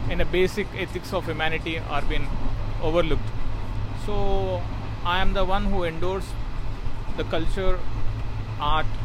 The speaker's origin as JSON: {"language": "English", "town": "Hyderabad", "region": "Telangana", "country": "India", "said": "Uh, I'm from Hyderabad."}